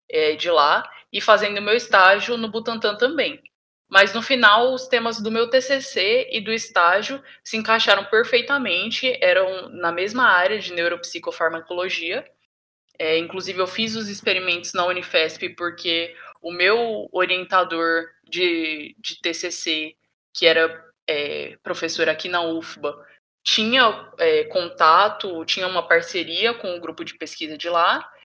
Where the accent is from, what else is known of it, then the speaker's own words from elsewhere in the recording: Tocantins, Brazil; now in Salvador, Brazil; mas eu sou do Tocantins. E aí, sobre essa dificuldade de mudança, já não foi tão grande assim, porque para fazer a faculdade aqui em Salvador, eu já me mudei sozinha do Tocantins para cá.